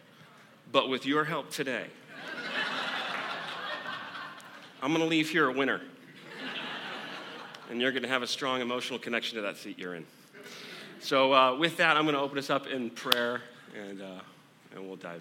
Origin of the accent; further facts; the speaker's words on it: Southern Arizona, United States; growing up in Southern Arizona